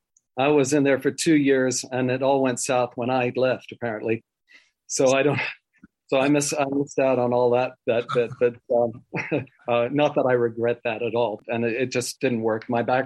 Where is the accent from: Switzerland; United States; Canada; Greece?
Switzerland; born there; also born or lived in Wales; I was born in Switzerland of missionary parents, went to boarding school in Wales for 9 years.